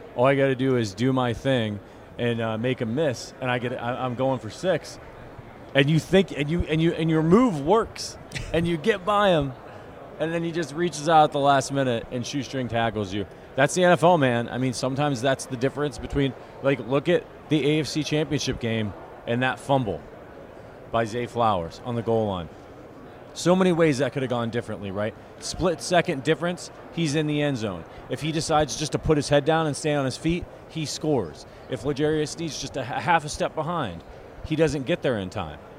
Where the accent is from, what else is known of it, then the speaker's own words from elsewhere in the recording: Northeast Ohio, United States; I grew up in Northeast Ohio, so I'm an Ohio State fan